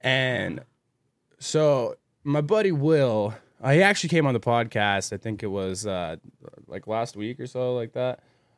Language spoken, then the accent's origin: English; California, United States; Just because we're from California